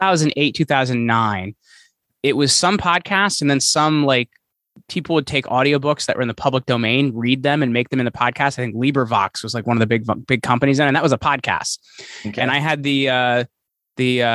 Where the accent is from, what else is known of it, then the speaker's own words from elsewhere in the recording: Sussex County, New Jersey, United States; also born or lived in Morris County, New Jersey; I've been in New Jersey all my life. I'm a Sussex County boy, so it's all farm country up here. I grew up picking string beans and stuff like that.